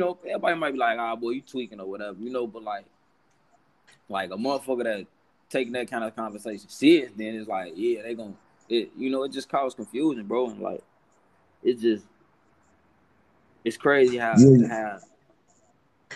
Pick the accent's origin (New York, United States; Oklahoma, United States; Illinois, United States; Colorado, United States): Illinois, United States; Chicago; I'm from Chicago